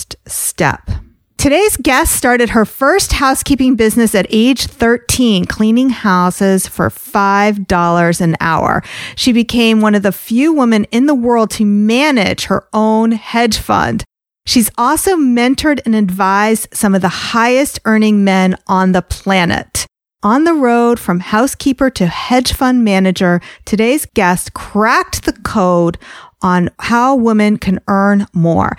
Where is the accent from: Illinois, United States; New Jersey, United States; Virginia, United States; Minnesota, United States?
New Jersey, United States; I'm from New Jersey